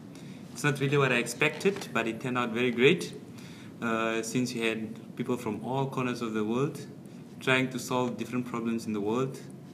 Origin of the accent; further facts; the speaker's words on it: Namibia; from Namibia, and I represented our country